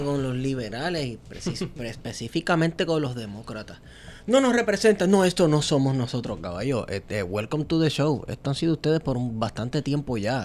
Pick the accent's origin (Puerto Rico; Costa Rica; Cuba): Puerto Rico; cuando aquí estamos todavía definiendo qué somos aquí en Puerto Rico.